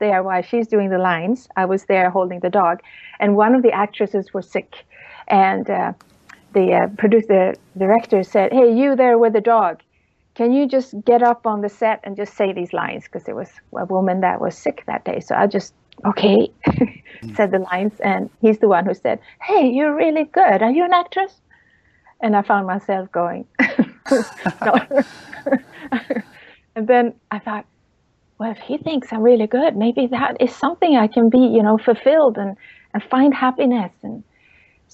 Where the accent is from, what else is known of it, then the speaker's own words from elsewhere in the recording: Sweden; English is a second language; moved away as an adult; also born or lived in Hollywood; growing up in Sweden